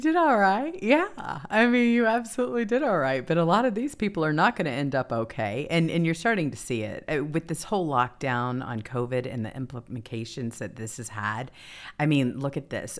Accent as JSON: {"language": "English", "region": "the South", "country": "United States", "tie": "born or raised there", "said": "I grew up in the South"}